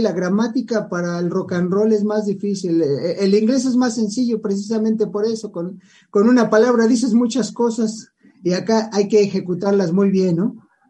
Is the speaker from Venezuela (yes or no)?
no; Mexico; somos mexicanos